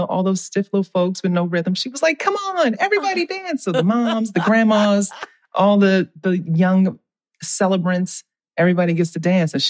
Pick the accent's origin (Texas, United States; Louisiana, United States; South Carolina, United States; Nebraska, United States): Louisiana, United States; New Orleans; I'm from New Orleans where seafood is fresh.